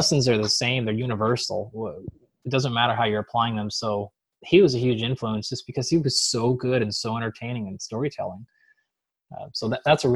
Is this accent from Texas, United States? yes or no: no; Seattle, Washington, United States; I come from Seattle, which is the Pacific Northwest.